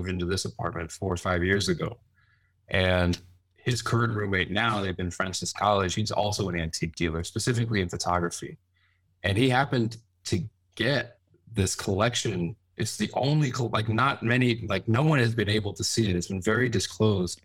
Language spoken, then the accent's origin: English; Westchester, New York, United States; also born or lived in Fairfield County, Connecticut; now in New York City, United States; I was born here. I grew up in Westchester and then moved to Connecticut when I was a little older.